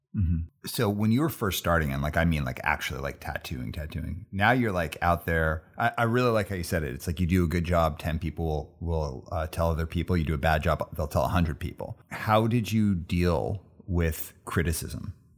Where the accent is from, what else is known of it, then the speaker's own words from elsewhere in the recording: Calgary, Alberta, Canada; moved away as an adult; now in Vancouver, Canada; I grew up in the southeast.